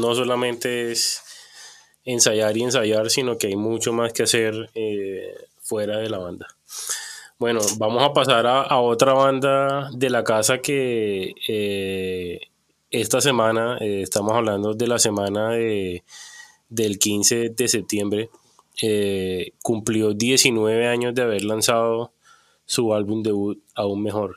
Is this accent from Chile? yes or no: no; Cartagena, Bolívar, Colombia; yo crecí en Cartagena